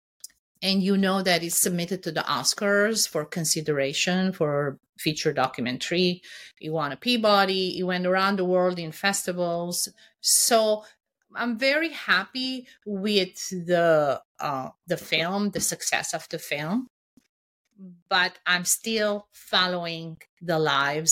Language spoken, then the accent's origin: English; Anjar, Beqaa, Lebanon; moved away; also born or lived in Syria / Beirut, Lebanon; I was born in Syria. My mom is Syrian. Lebanon, where I grew up, is my country.